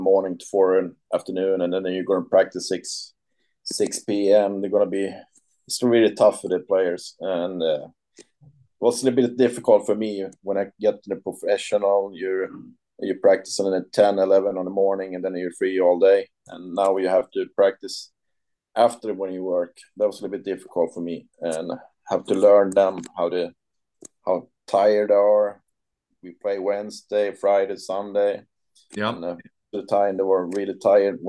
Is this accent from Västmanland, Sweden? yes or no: yes; Surahammar, Västmanland, Sweden; English is a second language; moved away as an adult; now in Gothenburg, Sweden; I'm from Surahammar, but I live in Gothenburg right now.